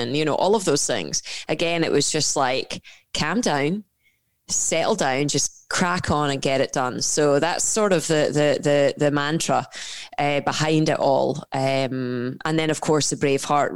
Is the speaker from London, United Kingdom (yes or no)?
no; Scotland, United Kingdom; accent: Scottish; grew up in a Scottish household, as you can tell from my accent.